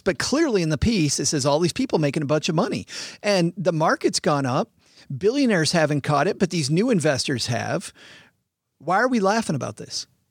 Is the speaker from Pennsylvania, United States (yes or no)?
no; West Michigan, United States; now in Detroit, United States; I grew up in West Michigan, which is farmland.